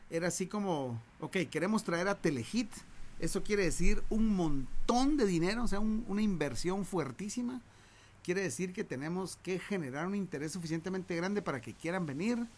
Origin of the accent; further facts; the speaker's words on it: Guatemala; nosotros, mira que somos bienes verdes, somos de Guatemala, nos venimos en camioneta para México